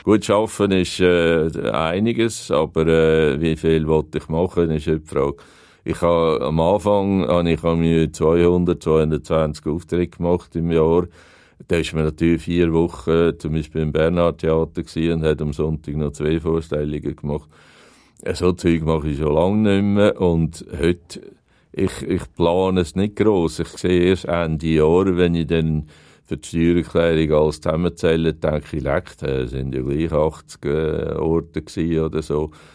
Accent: Aargau, Switzerland; also born or lived in Hünenberg, Zug; ich bin Aargauer und ich habe alle meine Freunde da, äh, die Eltern haben noch gelebt und so. Und dann habe ich einfach gedacht, ich muss wieder zurück in die Heimat.

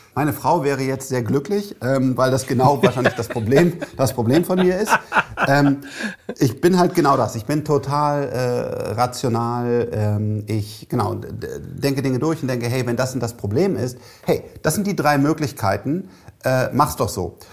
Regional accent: Cologne, North Rhine-Westphalia, Germany; ich bin Kölner

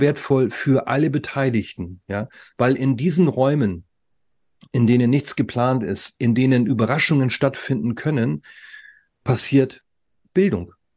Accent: the North, Northern Germany, Germany; wir sind aus dem Norden

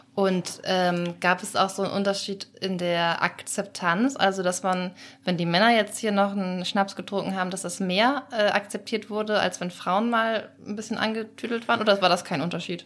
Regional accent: Schleswig-Holstein, Germany; ich komme aus Schleswig-Holstein

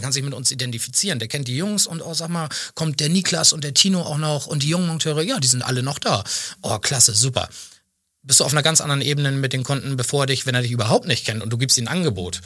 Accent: Schenefeld, Schleswig-Holstein, Germany; also born or lived in Waldenau; Wir sitzen in Schenefeld, wo ich auch geboren bin, wo ich lebe, wo ich mich zu Hause fühle

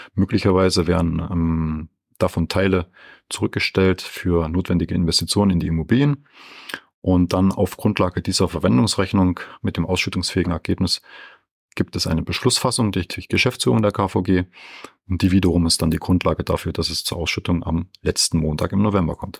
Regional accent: Franconia, Bavaria, Germany; bin ich viel in meiner Heimat Franken unterwegs

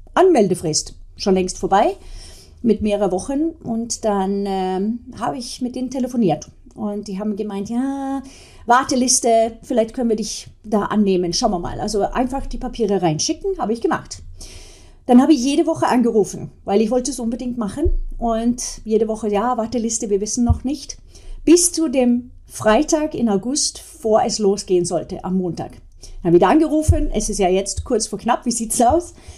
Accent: Sweden; now in Germany; als Kind damals in Schweden

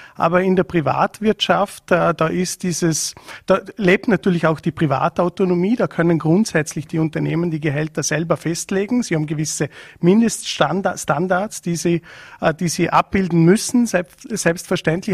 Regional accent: Vorarlberg, Austria; bei uns in Vorarlberg

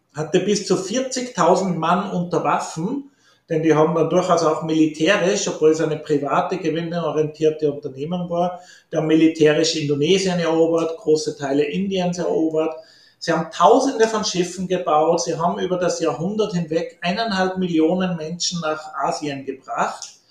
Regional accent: Upper Austria, Austria; moved away as an adult; also born or lived in New Orleans; now in Innsbruck, Austria; ich komme aus Oberösterreich, ländliches Oberösterreich.

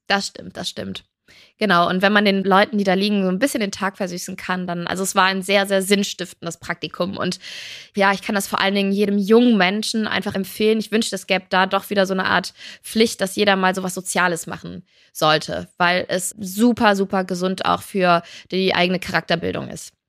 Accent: Cologne, North Rhine-Westphalia, Germany; ich bin halt Rheinländerin, ich komme aus Köln

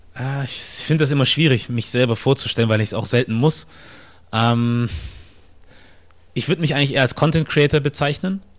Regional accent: Ostfildern, Baden-Württemberg, Germany; moved away as an adult; now in Hamburg, Germany; ich komme aus Stuttgart ursprünglich, aus der Nähe von Stuttgart, Ostfildern, um genau zu sein äh, hier in Deutschland geboren

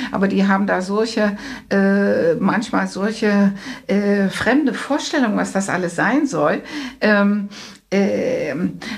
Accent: Netherlands; Was noch fehlt, ist vielleicht, ähm, ich bin Holländerin

